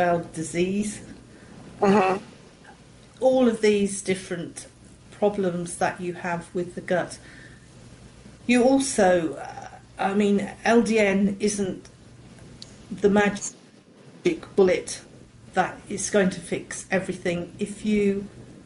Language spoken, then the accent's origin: English; England, United Kingdom; I'm from England